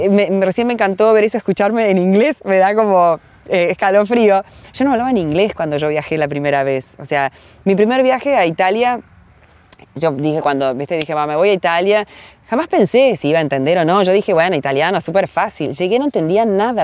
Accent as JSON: {"language": "Spanish", "town": "Paraná", "region": "Entre Ríos", "country": "Argentina", "tie": "born or raised there", "also_born_or_lived": "Rosario", "said": "cuando tenía cuatro años ya nos mudamos a, a Paraná y allí donde tengo todos los recuerdos de mi infancia, de mi adolescencia"}